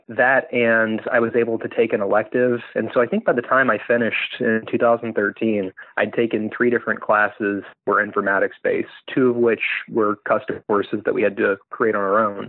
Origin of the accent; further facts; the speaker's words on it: Farmville, Virginia, United States; moved away as an adult; also born or lived in Richmond, Virginia / California / Washington, D.C.; now in Memphis, United States; So I grew up in Farmville, Virginia